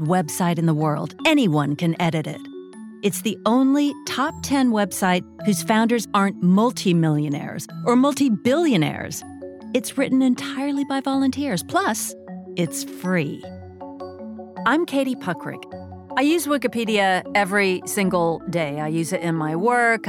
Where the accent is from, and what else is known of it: Oakton, Virginia, United States; born or raised there; also born or lived in Fort Belvoir, Virginia